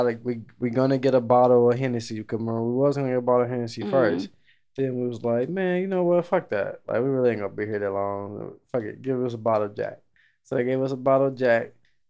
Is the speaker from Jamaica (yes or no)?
yes; Jamaica; I'm Jamaican.